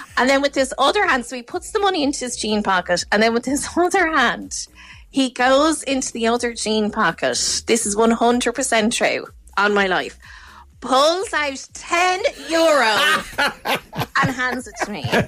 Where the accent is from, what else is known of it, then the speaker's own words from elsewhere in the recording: Ireland; I'm Irish